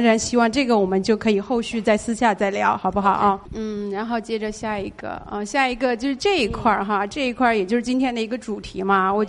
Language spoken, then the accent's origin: Chinese; China; now in Los Angeles, United States; 我们是从中国过来的。